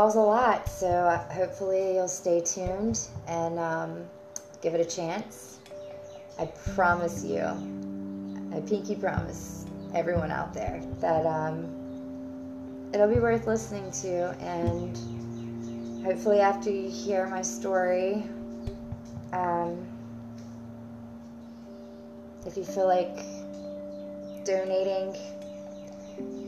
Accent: United States; I am from the United States

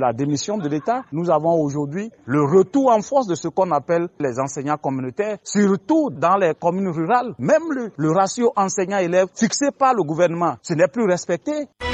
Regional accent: Benin; chez nous au Bénin

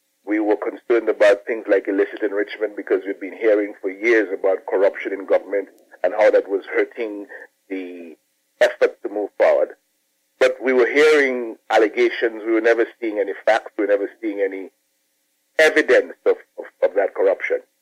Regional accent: Dominica; I'm Dominican by birth. I was born in Mayagot, Dominica. Mm-hmm. And I grew up in Dominica

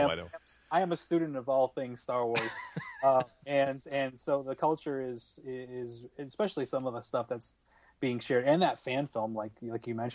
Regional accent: Fairhaven, Massachusetts, United States; now in Arizona, United States; my hometown

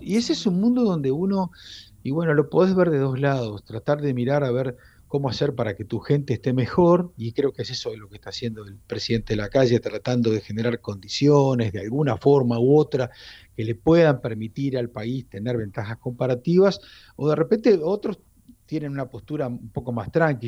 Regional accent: Uruguay; moved away

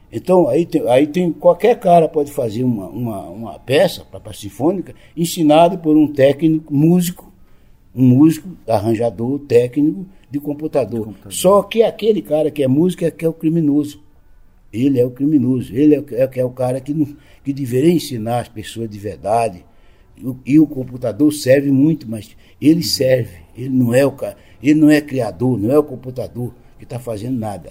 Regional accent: Lagoa da Canoa, Alagoas, Brazil; na minha terra, eu com meus sete para oito anos, aquela criança que já nasceu curiosa

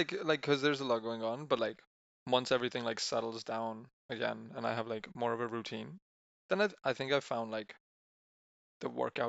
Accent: Spain; I'm from Spain, just like Vivek.

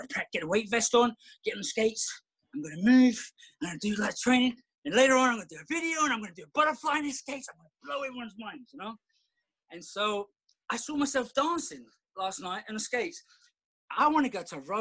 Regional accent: London, United Kingdom; moved away; growing up in London, we did everything.

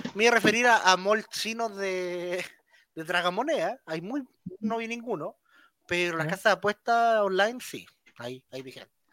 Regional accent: Valparaíso, Chile; yo soy de Valparaíso

